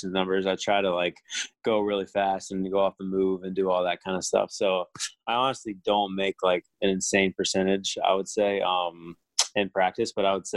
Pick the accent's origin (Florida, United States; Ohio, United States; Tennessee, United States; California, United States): Florida, United States; Orlando; I grew up in Orlando.